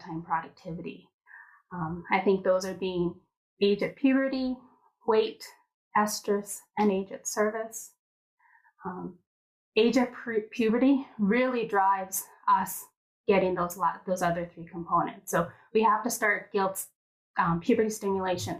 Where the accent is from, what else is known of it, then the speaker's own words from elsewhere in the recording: Edmonton, Alberta, Canada; I was born and raised here in Edmonton